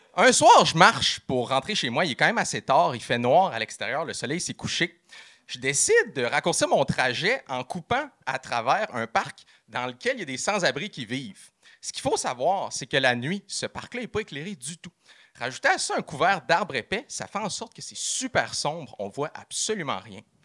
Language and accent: French; Quebec City, Quebec, Canada; moved away as an adult; now in Chicoutimi, Canada; Je suis parti de Québec, mon patelin, puis je suis allé vivre dans la merveilleuse région du Saguenay-Lac-Saint-Jean. J'habite maintenant en appartement à Chicoutimi